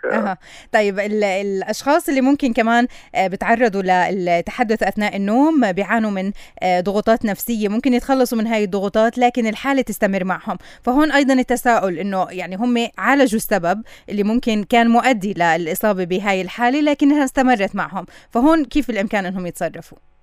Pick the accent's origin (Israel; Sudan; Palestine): Palestine; عنا بكل فلسطين